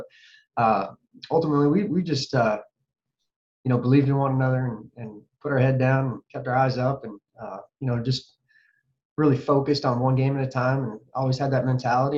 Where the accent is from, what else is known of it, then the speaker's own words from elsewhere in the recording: Butte, Montana, United States; moved away as an adult; my hometown of Butte's given me, the state of Montana's given me. It's I still call Butte home